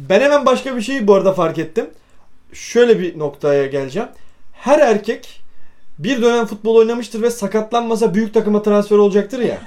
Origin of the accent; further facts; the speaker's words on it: Bursa, Turkey; biz Bursalıyız